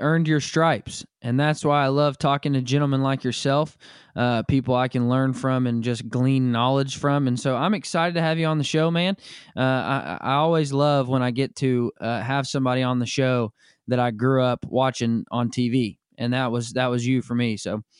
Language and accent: English; Arkansas, United States; moved away; also born or lived in Kansas; growing up in Arkansas, I felt the same way.